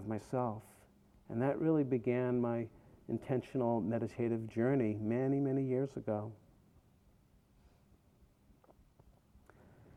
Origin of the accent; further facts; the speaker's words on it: outside of Boston, Massachusetts, United States; moved away as an adult; also born or lived in Vermont; now in California, United States; Growing up outside of Boston, I was a Jew